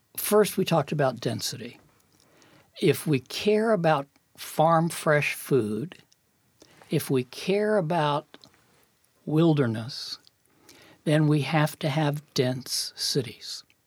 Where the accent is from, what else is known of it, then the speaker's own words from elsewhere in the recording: New York City, New York, United States; I was born in Brooklyn, New York